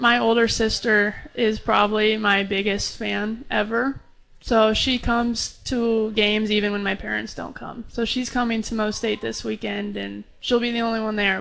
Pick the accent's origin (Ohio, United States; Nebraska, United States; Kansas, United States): Nebraska, United States; Lincoln; moved away; back in Lincoln in my hometown